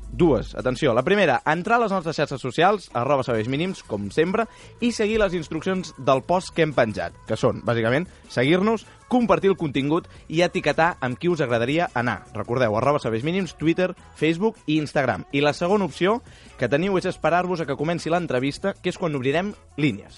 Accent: Terrassa, Catalonia, Spain; jo vaig néixer a Terrassa

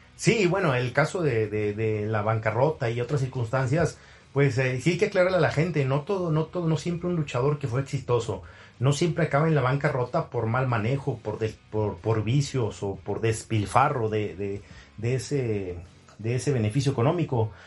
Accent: Nuevo León, Mexico; moved away as an adult; siendo luchador eh, local o regional en Nuevo León, de donde soy originario

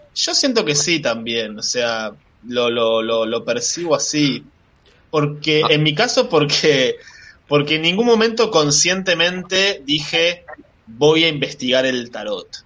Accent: Bariloche, Río Negro, Argentina; moved away as an adult; also born or lived in Valencia, Spain; now in La Plata, Argentina; nací en España, nací en Valencia, eh, pero me crié en Bariloche

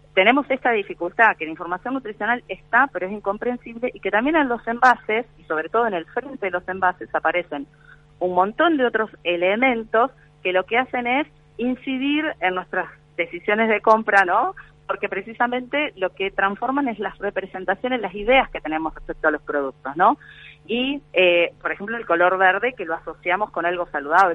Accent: Argentina; estamos como país Argentina

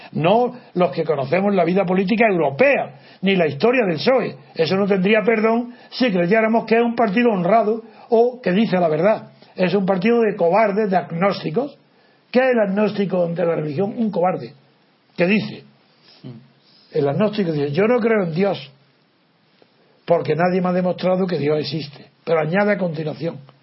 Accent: Órgiva, Andalusia, Spain; el cura de mi pueblo, de Órgiva

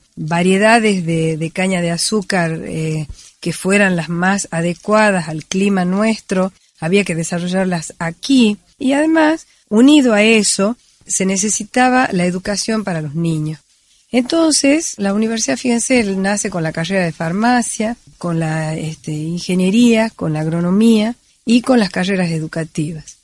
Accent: Tucumán, Argentina; como tucumanos y desde nuestro corazón de tucumanos

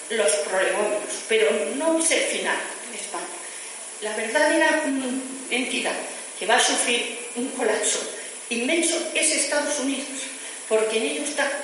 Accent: Region of Murcia, Spain; also born or lived in Valencia, Spain; vino a mi casa cuando yo nací, que nací en Valencia. Después nos fuimos a vivir a Murcia, porque mi familia es de Murcia

